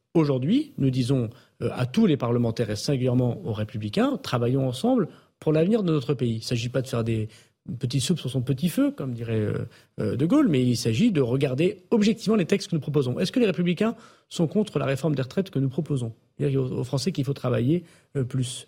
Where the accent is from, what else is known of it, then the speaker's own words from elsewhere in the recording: the Nord, Hauts-de-France, France; comme on dit chez moi dans le Nord